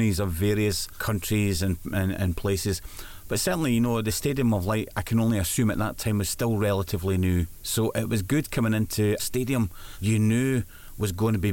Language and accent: English; Dunbar, Scotland, United Kingdom; moved away as an adult; now in Sunderland, United Kingdom; I'm from Dunbar in Scotland